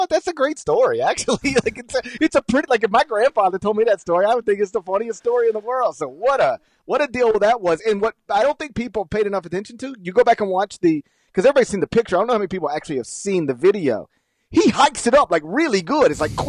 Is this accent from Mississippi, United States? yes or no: yes; Mississippi, United States; I grew up in Mississippi. I still live in Mississippi